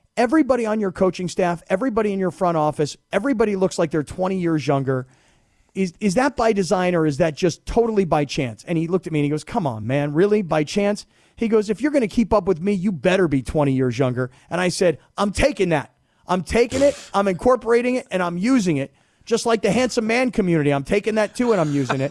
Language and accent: English; South Florida, United States; also born or lived in upstate New York; I grew up in South Florida.